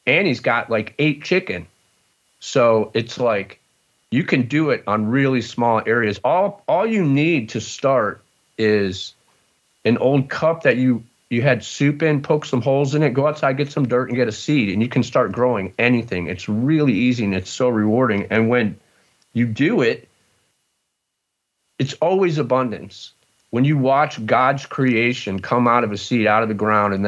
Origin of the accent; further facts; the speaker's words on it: outside of Cleveland, Ohio, United States; moved away as an adult; also born or lived in Dallas / Chicago / Los Angeles; I grew up outside of Cleveland, and my family has a dairy farm